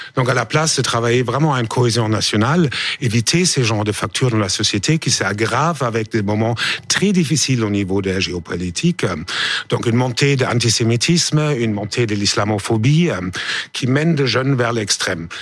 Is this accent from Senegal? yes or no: no; Germany; moved away; je suis allemand